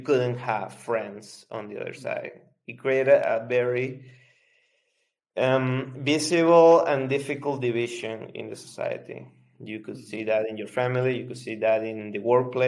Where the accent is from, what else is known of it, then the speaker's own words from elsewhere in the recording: Venezuela; I'm from Venezuela